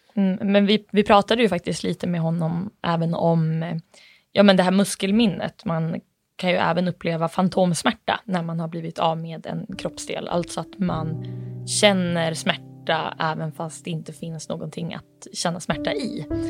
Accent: Bureå, Västerbotten County, Sweden; även jag kommer från Bureå, eller är uppvuxen i Bureå

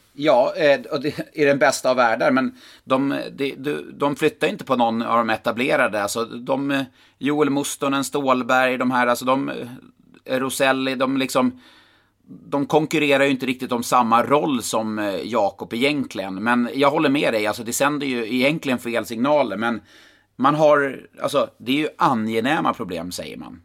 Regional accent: Karlstad, Värmland, Sweden; i Karlstad, i min hemort

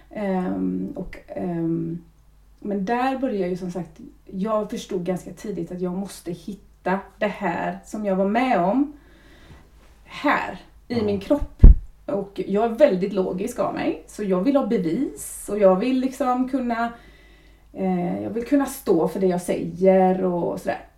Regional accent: Lilla Edet, Västra Götaland, Sweden; also born or lived in Trollhättan; jag kommer från Lilla Edet. Mm. Så det är ju ändå ganska nära. Gått skolan i Trollhättan

